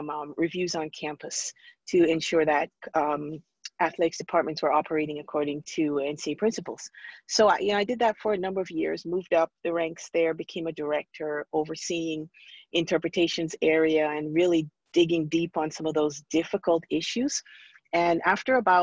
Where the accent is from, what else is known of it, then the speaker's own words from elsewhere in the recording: Montego Bay, Jamaica; moved away as an adult; also born or lived in New York / Maryland / Kansas City; I'm originally from Montego Bay, Jamaica. And so I came to this country, I moved to New York, and then I was down in Maryland